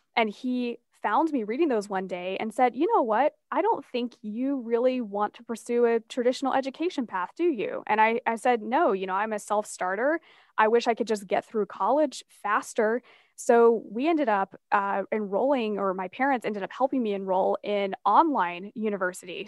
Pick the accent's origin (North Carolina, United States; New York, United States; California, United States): North Carolina, United States; Asheville; the mountains of Asheville, which is my hometown